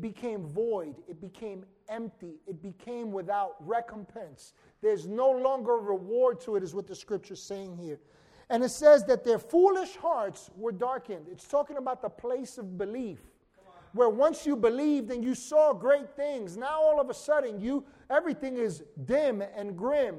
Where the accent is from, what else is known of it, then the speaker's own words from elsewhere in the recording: New York City, New York, United States; growing up in Washington Heights in some of the craziest times